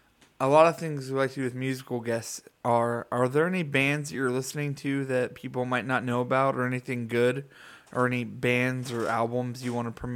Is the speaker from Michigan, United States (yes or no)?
no; Ohio, United States; I'm sorry, I don't speak French. I'm from Ohio.